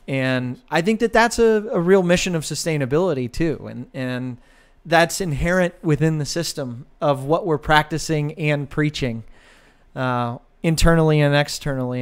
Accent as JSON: {"language": "English", "town": "Westfield Center", "region": "Ohio", "country": "United States", "tie": "born or raised there", "said": "I grew up in a town of 900 people. And so Westfield Center is not just my hometown, it is my family."}